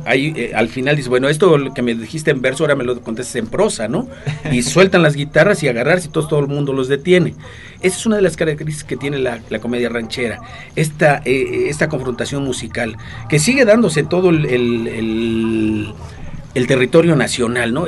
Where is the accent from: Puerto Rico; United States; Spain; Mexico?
Mexico